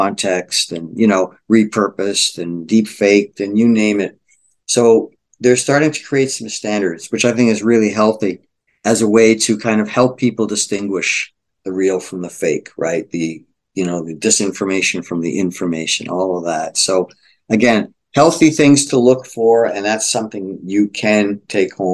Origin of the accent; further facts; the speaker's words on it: Boston, Massachusetts, United States; moved away; I was recently in Boston, my hometown